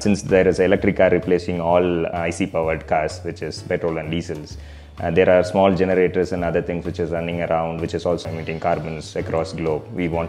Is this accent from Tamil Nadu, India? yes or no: yes; Tamil Nadu, India; I am from Tamil Nadu.